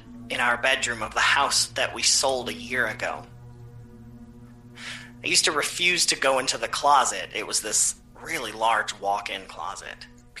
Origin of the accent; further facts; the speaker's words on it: Florida, United States; She came all the way down from North Carolina, and I'm from Florida.